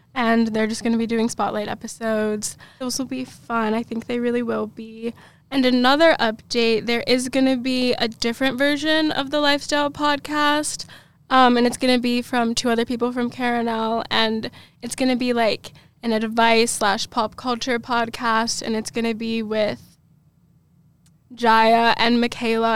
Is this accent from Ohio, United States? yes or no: no; Raleigh, North Carolina, United States; moved away as an adult; now in Kentucky, United States; I'm from Raleigh, North Carolina